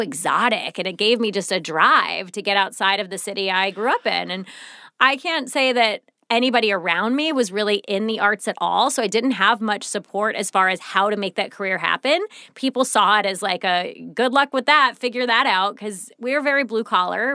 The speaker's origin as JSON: {"language": "English", "town": "St. Louis", "region": "Missouri", "country": "United States", "tie": "born or raised there", "moved": "yes", "said": "I'm from Saint Louis, so it's a big city"}